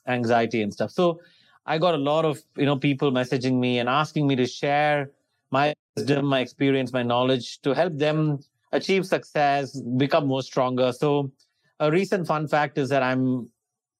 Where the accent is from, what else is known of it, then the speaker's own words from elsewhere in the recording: India; moved away as an adult; also born or lived in Australia; I was born and raised in India, and then I went to Australia to do my higher studies, master's, and then migrated to Australia.